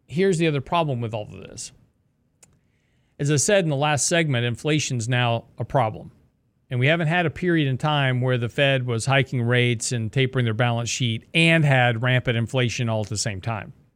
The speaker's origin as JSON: {"language": "English", "region": "the South", "country": "United States", "tie": "born or raised there", "said": "I was born in the South, raised in the South"}